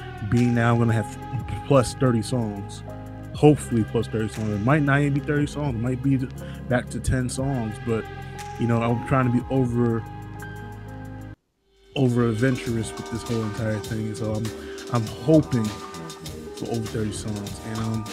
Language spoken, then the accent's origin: English; Jersey City, New Jersey, United States; I come from Jersey City